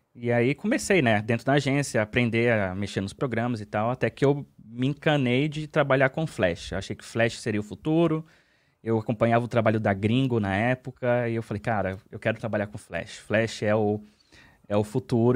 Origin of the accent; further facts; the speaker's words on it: Brasília, Federal District, Brazil; moved away as an adult; now in Finland; Eu sou de Brasília